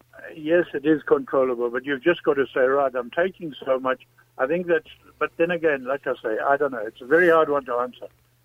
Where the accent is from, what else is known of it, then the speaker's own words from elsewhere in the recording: South Africa; South Africa. I've spoken to you before.